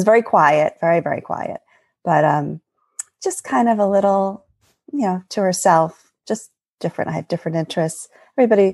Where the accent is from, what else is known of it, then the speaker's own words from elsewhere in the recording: Eastern Long Island, New York, United States; moved away as an adult; now in New Jersey, United States; I grew up in New York, in the United States, in New York, on Eastern Long Island, in a beach town